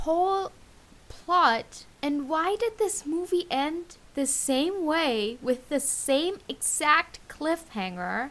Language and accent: English; Germany; I'm from Germany